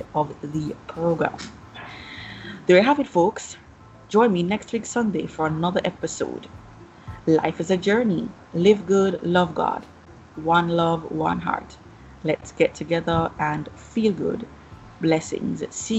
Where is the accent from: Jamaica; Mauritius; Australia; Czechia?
Jamaica; my hometown, Jamaica land.